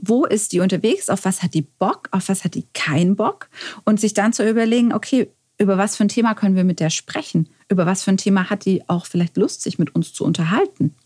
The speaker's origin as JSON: {"language": "German", "town": "Stuttgart", "region": "Baden-Württemberg", "country": "Germany", "said": "ich als Stuttgarterin bin auch sowas von verliebt in meine Stadt"}